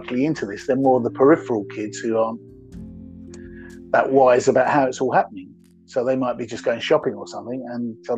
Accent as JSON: {"language": "English", "region": "London", "country": "United Kingdom", "said": "I'm from North London"}